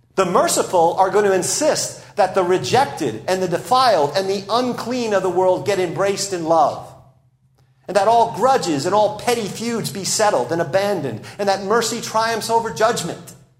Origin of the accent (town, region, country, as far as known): United States